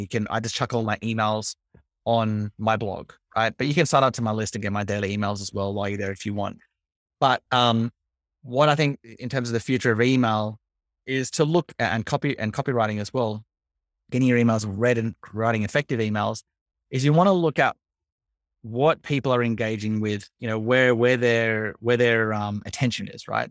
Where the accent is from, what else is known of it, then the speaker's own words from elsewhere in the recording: Australia; I'm Australian.